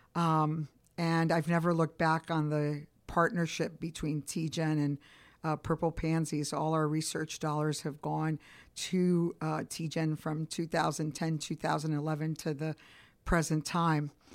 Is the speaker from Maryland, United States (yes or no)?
no; Chicago, Illinois, United States; also born or lived in Cuba; now in Atlanta, United States; my parents migrated to Chicago, Illinois, so I grew up in Italian and Polish neighborhood.